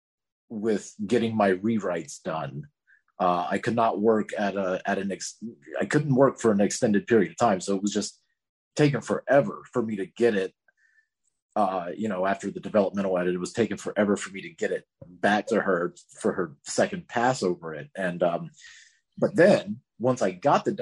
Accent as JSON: {"language": "English", "region": "Florida", "country": "United States", "tie": "born or raised there", "said": "growing up in Florida"}